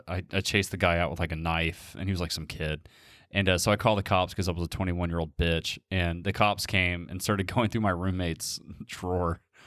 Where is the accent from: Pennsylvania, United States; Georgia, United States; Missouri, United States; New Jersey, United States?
Georgia, United States; Cobb County; I'm from Cobb County